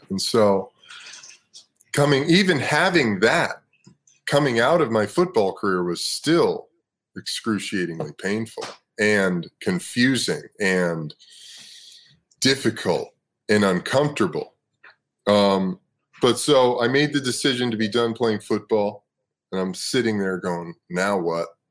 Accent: Los Angeles, California, United States; also born or lived in Brooklyn, New York City, United States; I was born in New York City, lived in Brooklyn until I was 10. My mom moved my brother and I out to Los Angeles.

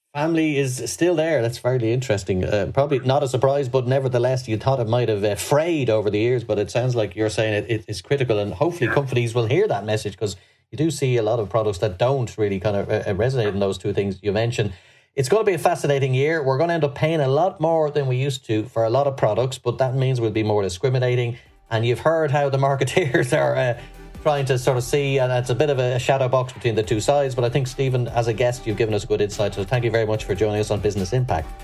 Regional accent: Ireland

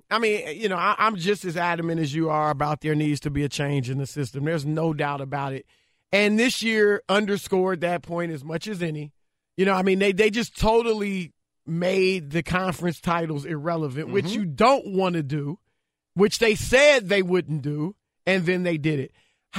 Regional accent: Louisiana, United States; Should know that. I'm from Louisiana.

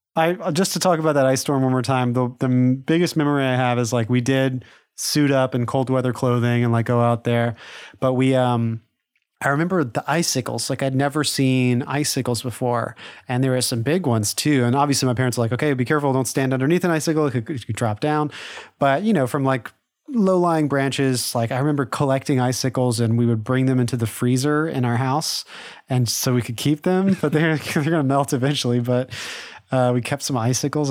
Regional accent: Lake Charles, Louisiana, United States; we're from Louisiana, so we didn't, we don't really get snow days, but, uh, there was a, like, I, I don't know if you could call it a blizzard, but like an ice storm in nineteen ninety-seven in our, in our hometown of Lake Charles

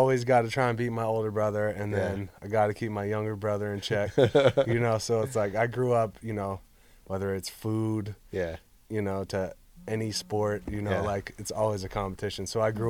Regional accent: Hollywood, California, United States; now in Pittsburgh, United States; Growing up in Hollywood, California, to go to Pittsburgh, Pennsylvania.

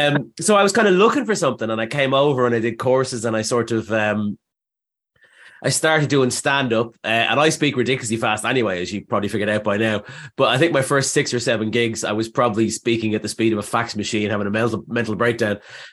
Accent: Dublin, Leinster, Ireland; moved away as an adult; now in London, United Kingdom; Well, basically, I came to London from Dublin in like 2000.

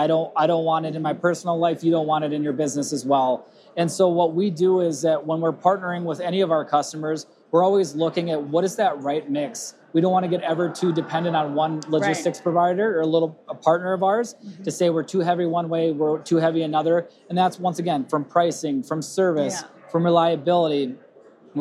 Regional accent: Rochester, Minnesota, United States; accent: Minnesota; I'm from Rochester, Minnesota

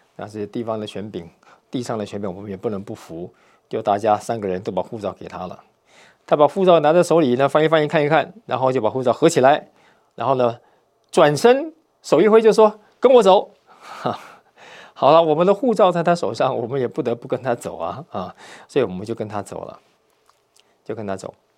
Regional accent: Taiwan; moved away; 我是从台湾来的，讲华语的

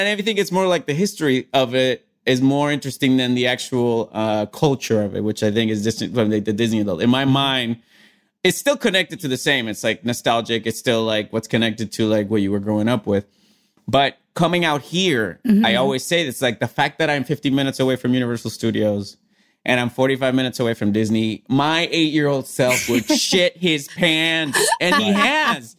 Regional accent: Puerto Rico; I grew up like in Puerto Rico

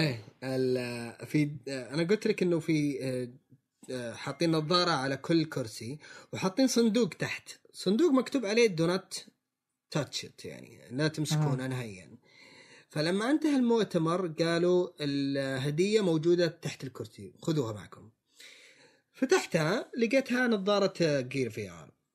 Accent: Saudi Arabia; عندنا في السعودية

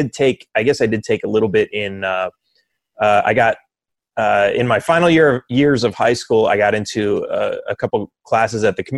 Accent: Los Angeles, California, United States; moved away; I grew up in Los Angeles, right next to LAX

